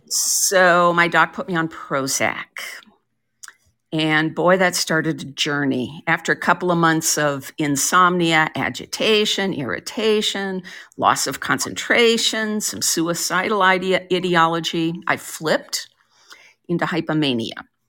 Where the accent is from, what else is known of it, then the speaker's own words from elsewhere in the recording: Colorado, United States; also born or lived in Portland, Oregon / New Haven, Connecticut / Minneapolis / Iowa; now in Central Oregon, United States; I grew up in Colorado, but I've lived on both coasts